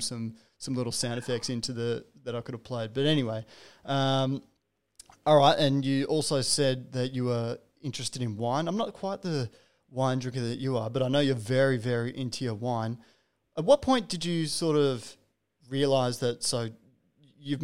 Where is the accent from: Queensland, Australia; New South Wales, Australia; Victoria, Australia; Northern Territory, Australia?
New South Wales, Australia; Terrigal; moved away; I'm from Terrigal on the New South Wales Central Coast